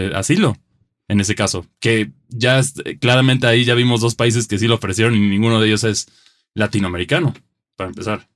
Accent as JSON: {"language": "Spanish", "country": "Mexico", "said": "como mexicanos"}